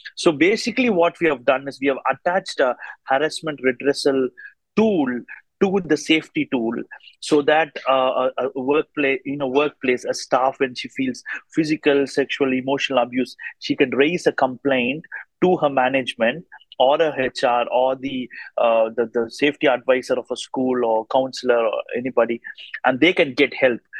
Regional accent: India; now in Australia; I come from India but now live in Australia

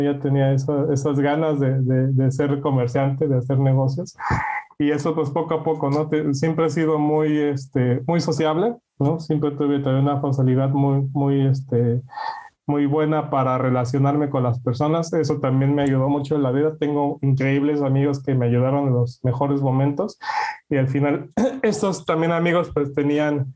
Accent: Mexico; now in Netherlands; nosotros como mexicanos

